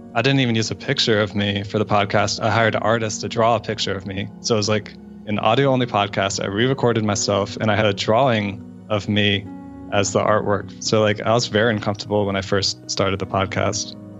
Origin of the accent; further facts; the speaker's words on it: Florida, United States; now in Atlanta, United States; I grew up in Florida